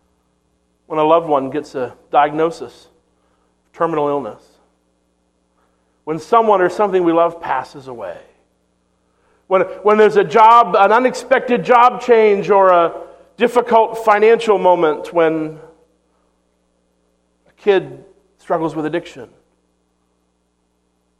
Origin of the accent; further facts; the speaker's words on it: Maine, United States; moved away; my hometown in Maine